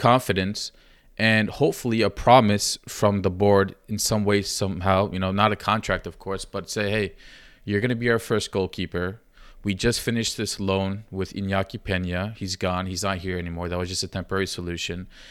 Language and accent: English; Giresun, Turkey; I'm from Gerasun